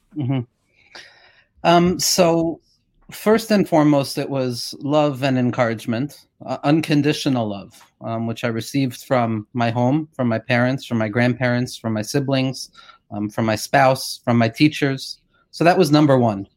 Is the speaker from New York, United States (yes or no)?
yes; Woodmere, New York, United States; I grew up in Woodmere